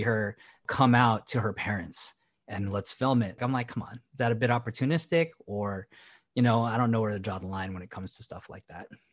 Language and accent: English; Philippines; as a Filipino, coming from a very religious upbringing